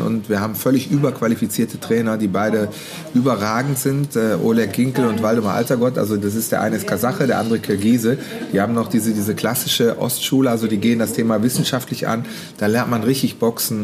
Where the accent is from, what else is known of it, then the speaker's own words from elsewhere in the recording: Mönchengladbach, North Rhine-Westphalia, Germany; Geboren, aufgewachsen bin ich ja auch hier, alles. Und lebe immer noch hier